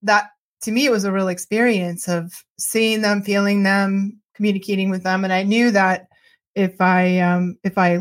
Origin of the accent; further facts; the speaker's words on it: just outside Boston, Massachusetts, United States; I was born just outside Boston, Massachusetts, in the '60s, and grew up in the '60s, '70s, and '80s